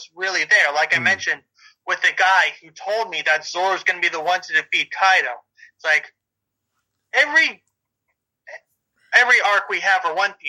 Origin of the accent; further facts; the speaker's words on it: United States; as an American